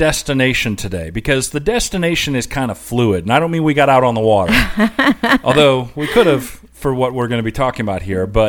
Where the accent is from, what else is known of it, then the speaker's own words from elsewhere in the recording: Asheville, North Carolina, United States; we're from Asheville, North Carolina.